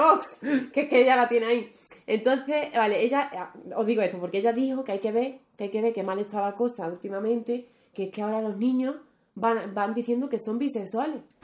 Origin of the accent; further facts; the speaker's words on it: Rociana del Condado, Andalusia, Spain; moved away; Mi pueblo, ya que hablemos de Andalucía, Rociana